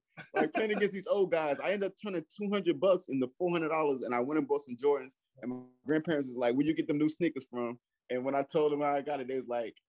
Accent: New York City, New York, United States; I grew up around Fabulous in Brooklyn.

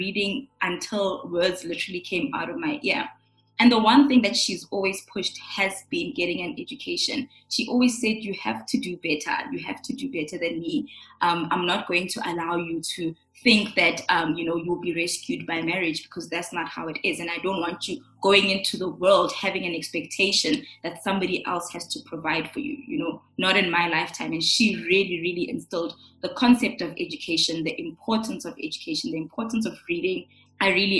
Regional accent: Johannesburg, Gauteng, South Africa; also born or lived in Pretoria / Midrand; born and bred in Johannesburg in Pretoria. I come from parents who are both Sotho, from Lesotho. I grew up initially with both my parents

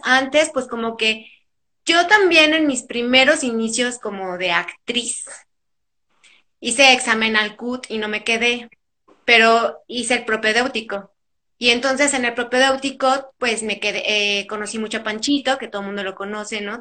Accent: Tlalnepantla, State of Mexico, Mexico; also born or lived in Monterrey; yo nací por trabajo de mi papá en Monterrey, pero desde muy chiquita nos venimos aquí a, pues a la ciudad. Pero en realidad yo crecí en el Estado de México, en Tlalnepantla

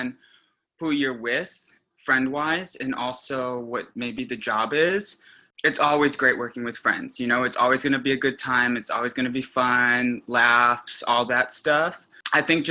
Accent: Des Plaines, Illinois, United States; I'm originally from Chicago, northwest suburb called Des Plaines.

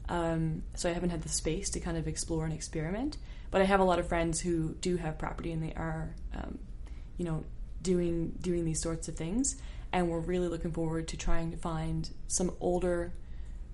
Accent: St. John's, Newfoundland and Labrador, Canada; I grew up in the East End of St. John's, like pretty regular towny kid life

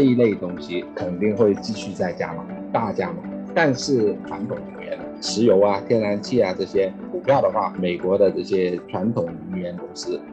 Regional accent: China; moved away as an adult; now in United States; 我是中国出生长大，啊，但是二，啊，一，一九九二年来美国三十年前，啊，是美籍华人

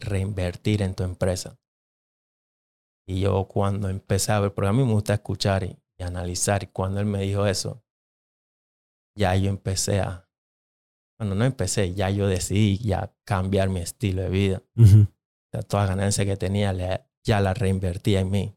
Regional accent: Panama City, Panama; first language English (Jamaican Patois); Spanish is a second language; moved away as an adult; now in United States; yo nací en la capital

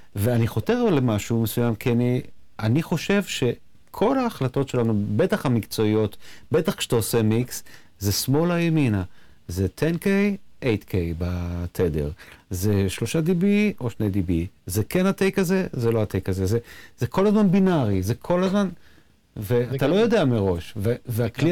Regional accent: Nof Yam, Central District, Israel; גדלנו באותו, באותו הכפר, בנוף ים שנינו

